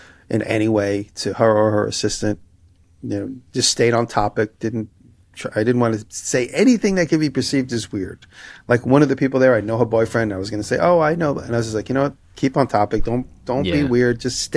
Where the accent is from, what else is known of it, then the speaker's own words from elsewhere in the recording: New York, United States; as a New Yorker